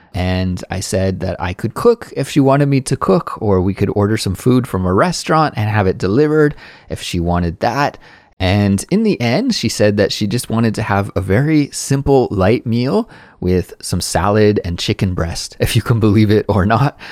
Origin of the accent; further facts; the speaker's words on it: Canada; now in South Korea; as a Canadian person living abroad in South Korea